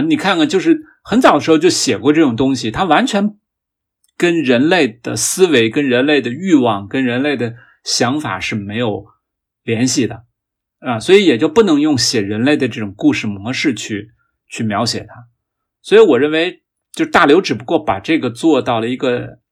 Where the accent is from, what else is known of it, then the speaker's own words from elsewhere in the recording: China; 我们中国人对科技的态度是比较务实的